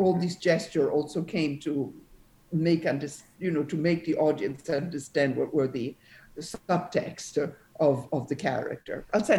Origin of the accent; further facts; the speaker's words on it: France; accent: French R; first language Italian; English is a second language; moved away as an adult; also born or lived in Italy; Italian is my first language, but my mom was Swedish. She was the actress Ingrid Bergman, and I grew up in France. So even in Italian, I don't have an accent, but I don't roll my R's, which is, I say the French R.